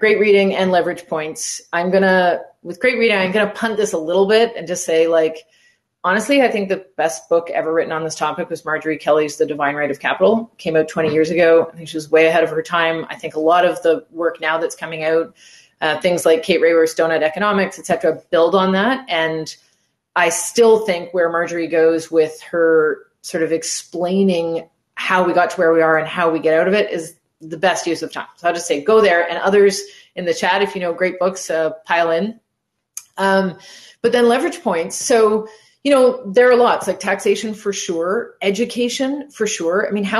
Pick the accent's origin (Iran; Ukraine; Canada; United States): Canada; So physically, I'm in Montreal. That's where I live. I'm Canadian, lived in different parts of the world, but this is where I am now.